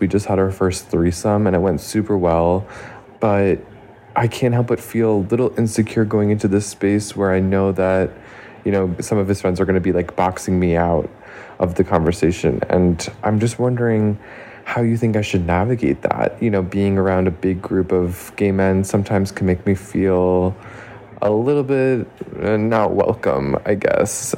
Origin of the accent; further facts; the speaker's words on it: New York, United States; My boyfriend and I live in an apartment in New York, and we're both from New York.